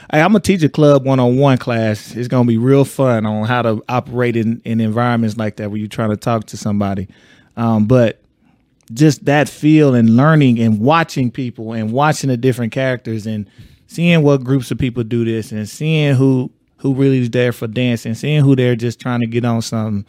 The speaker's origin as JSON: {"language": "English", "region": "Texas", "country": "United States", "said": "I'm from Texas, so we had a whole nother club scene"}